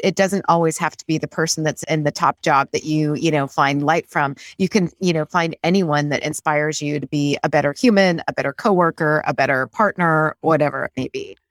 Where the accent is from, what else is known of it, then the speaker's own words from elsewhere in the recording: Great Falls, Montana, United States; I grew up in Great Falls, Montana